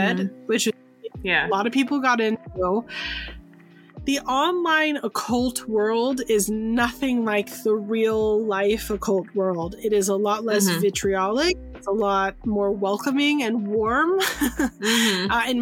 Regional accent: San Francisco, California, United States; I'm from San Francisco.

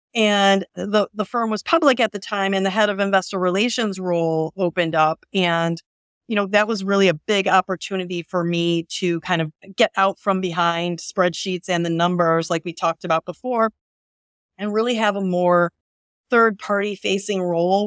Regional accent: Northwest Indiana, United States; I grew up in Northwest Indiana, about an hour from Chicago

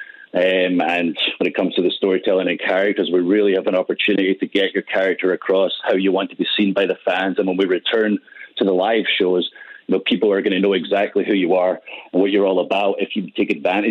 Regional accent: Scotland, United Kingdom; I'm Scottish

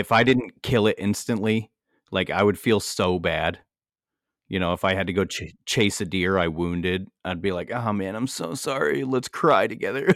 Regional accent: United States; I'm an American.

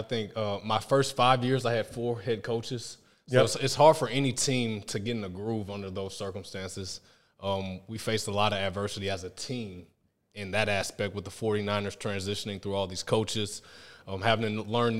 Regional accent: Louisiana, United States; I grew up in Louisiana. I'm a Saints fan.

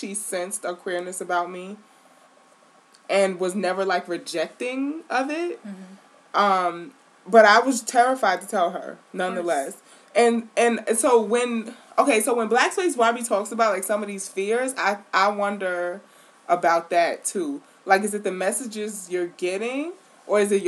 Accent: New York City, New York, United States; growing up in Queens

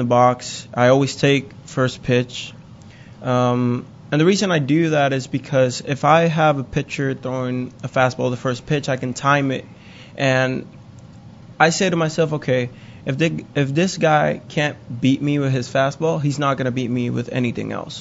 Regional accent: Puerto Rico; moved away as an adult; growing up in Puerto Rico, we have, you know, if you play baseball, you have one of the biggest heroes back home is Roberto Clemente

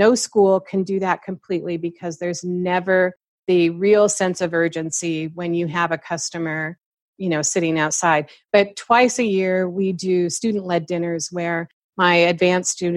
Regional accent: Seattle, Washington, United States; moved away; because I'm from Seattle, I know a lot of chefs there.

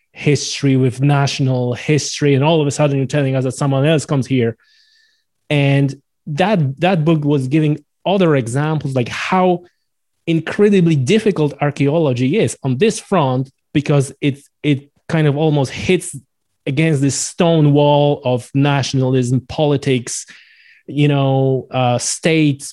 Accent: Poland; I'm from Poland.

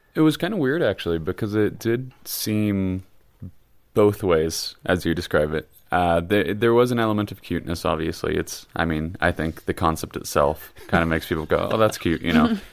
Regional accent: Kansas, United States; I'm from Kansas

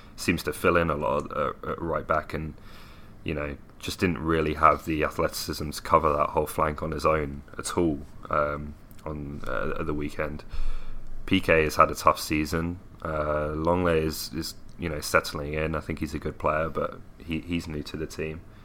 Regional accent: Milton Keynes, South East England, United Kingdom; my hometown of Milton Keynes

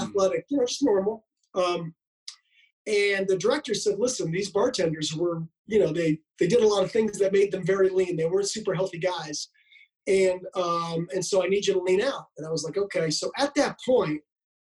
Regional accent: Canada; I grew up in Canada

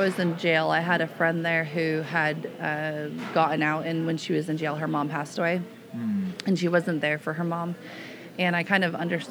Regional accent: Los Angeles County, California, United States; moved away as an adult; now in Camino Island, United States; I grew up in Los Angeles, and I moved to Camino Island 9 years ago.

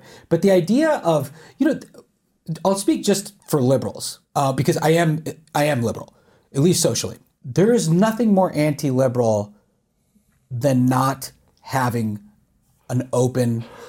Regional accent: Charlotte, North Carolina, United States; now in Los Angeles, United States; I'm from Charlotte.

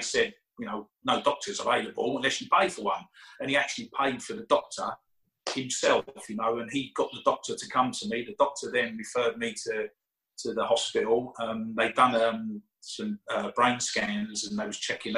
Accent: United Kingdom; I'm British

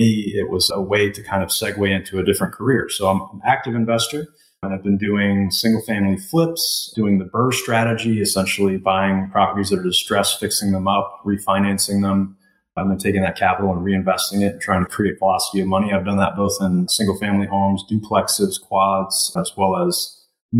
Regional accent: East Coast, United States; moved away as an adult; now in Indianapolis, United States; I'm originally from the East Coast. I live out in Indianapolis, Indiana

